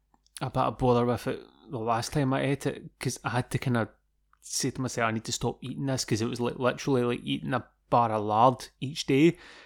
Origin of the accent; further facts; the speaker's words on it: Scotland, United Kingdom; I thought you'd have known about this being Scottish.